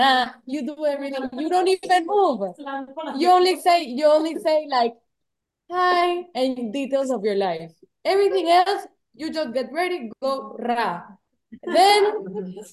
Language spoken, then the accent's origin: English; Panama; I'm from Panama